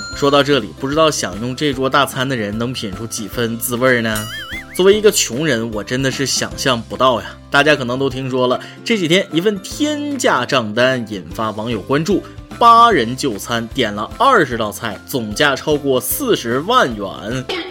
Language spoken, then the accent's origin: Chinese; northern China, China; 我作为一个北方人